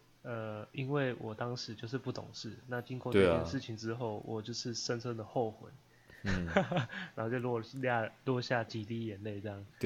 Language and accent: Chinese; Taiwan; 身为一个台湾人，